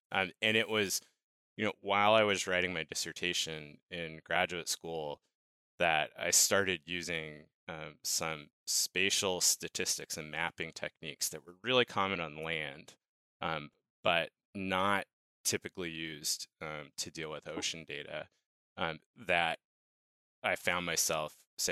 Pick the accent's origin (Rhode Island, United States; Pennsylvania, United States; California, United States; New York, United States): Rhode Island, United States; moved away as an adult; also born or lived in Virginia; I'm an oceanographer, and I grew up in Rhode Island.